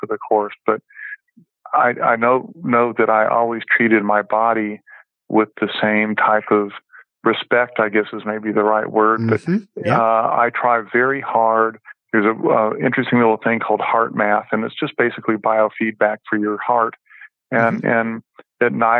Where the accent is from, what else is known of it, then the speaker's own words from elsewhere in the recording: Bay Area, California, United States; moved away; growing up in the Bay Area, we grew up next close to the Ferrari